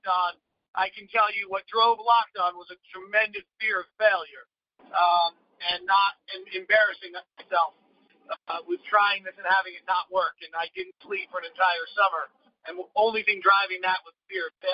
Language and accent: English; Bay Area, California, United States; I grew up in the Bay Area before the Sharks